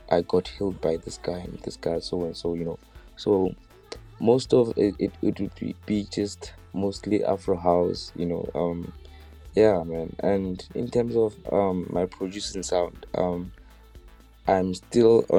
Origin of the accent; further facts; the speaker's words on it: Bethlehem, Free State, South Africa; I'm a DJ and a producer, all coming from Free State in the Bethlehem.